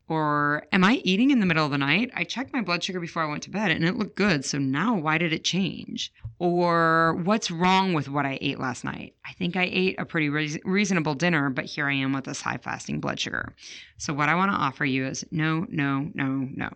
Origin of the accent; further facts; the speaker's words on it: Chicago, Illinois, United States; I grew up in Chicago